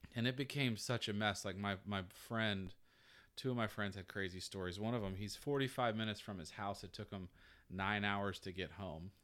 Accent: Georgia, United States; moved away as an adult

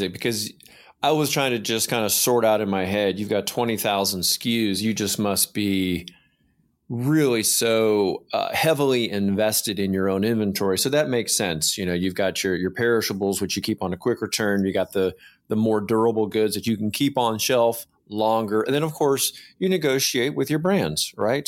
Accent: Georgia, United States; I'm from Georgia

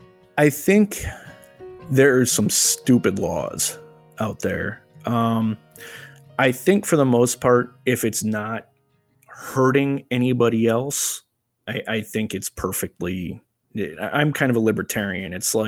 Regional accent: Crystal Lake, Illinois, United States; I am an IT business analyst, and I am from Crystal Lake, Illinois.

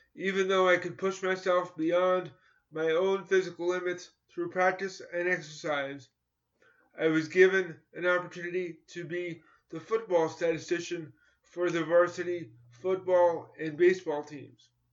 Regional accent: New York, United States; I grew up in New York in competitive schools

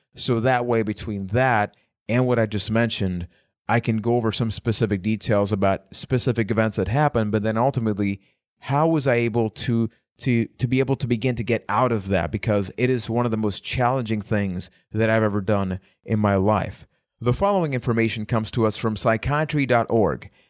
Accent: Puerto Rico; I am from Puerto Rico

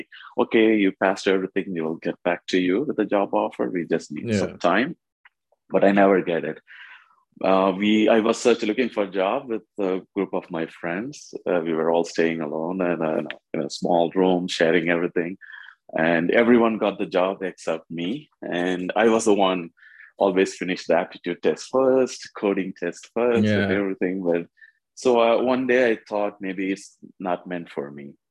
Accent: India; moved away as an adult; also born or lived in Kuwait; now in Canada; I'm from India. I'm a computer science engineering graduate from India.

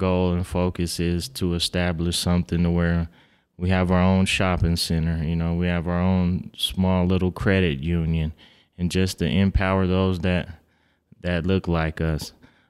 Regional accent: Reno, Nevada, United States; Born and raised in Reno, yes, sir.

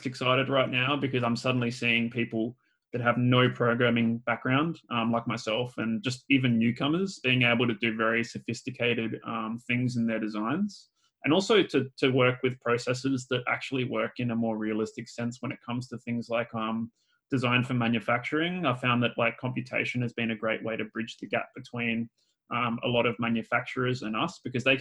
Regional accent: Australia; I'm Australian too, so we use a lot of slang and we shorthand everything as well

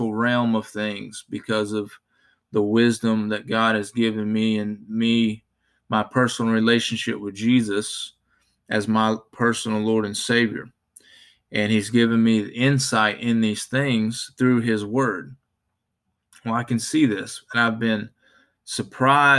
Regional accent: Spartanburg, South Carolina, United States; I'm from Spartanburg, South Carolina

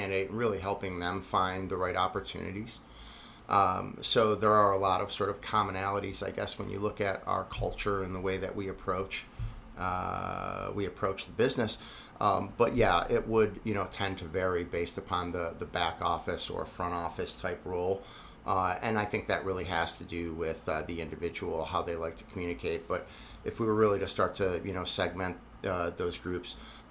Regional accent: Buffalo, New York, United States; I tell them I'm from Buffalo

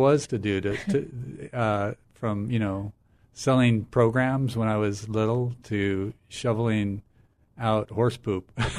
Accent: Wyoming, United States; moved away as an adult; also born or lived in Montana; now in Cambridge, Massachusetts, United States; I grew up, I actually was born in Montana, but I was raised in Wyoming.

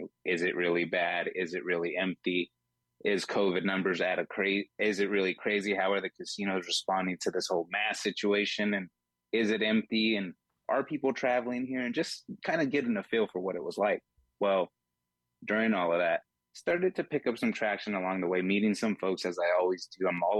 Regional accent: Fresno, California, United States; moved away as an adult; now in Las Vegas, United States; originally born and raised in Fresno, California.

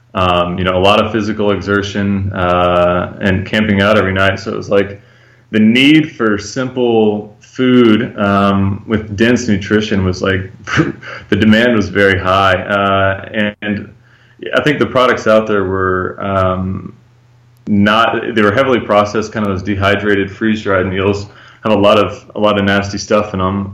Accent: Georgia, United States; moved away as an adult; also born or lived in Thailand; now in Guatemala; I'm from Georgia

